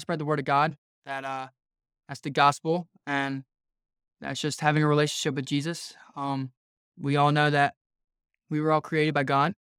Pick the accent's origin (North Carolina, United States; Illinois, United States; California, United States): North Carolina, United States; I'm from North Carolina